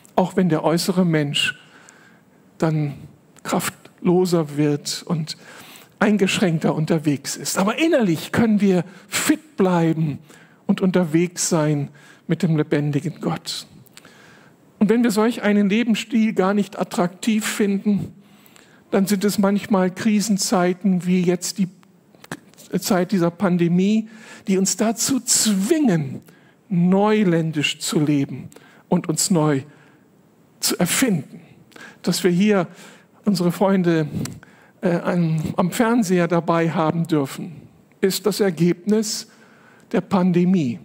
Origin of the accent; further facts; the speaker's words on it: Moers, North Rhine-Westphalia, Germany; moved away as an adult; also born or lived in Berlin; Aufgewachsen bin ich dann in Mörs, nicht weit weg von hier, in einer sehr kleinen Gemeinde